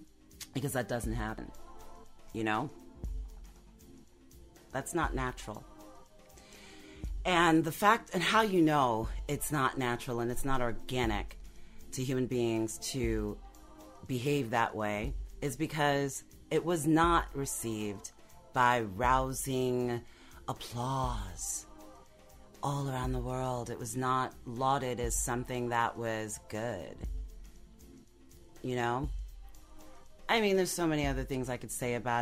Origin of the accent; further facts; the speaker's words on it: United States; I'm still American